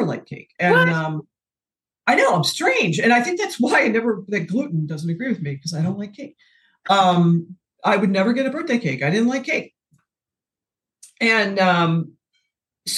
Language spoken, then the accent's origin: English; the Midwest outside of Chicago, Illinois, United States; I grew up in the Midwest outside of Chicago and we call it soda pop